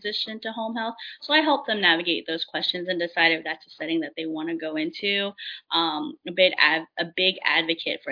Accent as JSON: {"language": "English", "area": "D.C.", "region": "Virginia", "country": "United States", "tie": "born or raised there", "said": "I am from Virginia, born and raised right outside of Washington, D.C."}